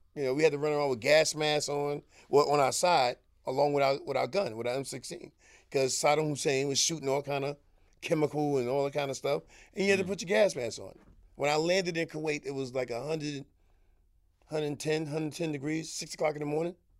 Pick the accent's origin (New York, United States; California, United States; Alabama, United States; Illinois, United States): New York, United States; New York City; I'm a young kid coming from Harlem.